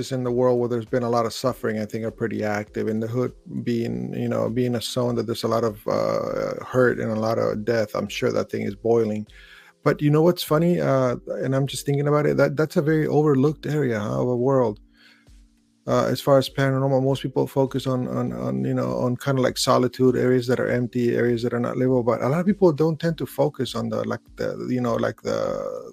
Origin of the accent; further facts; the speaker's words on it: California, United States; also born or lived in Brooklyn; being Californian